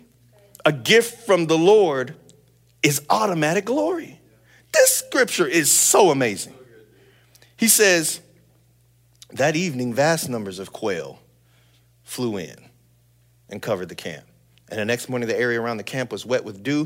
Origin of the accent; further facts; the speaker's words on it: San Bernardino, California, United States; I grew up in San Bernardino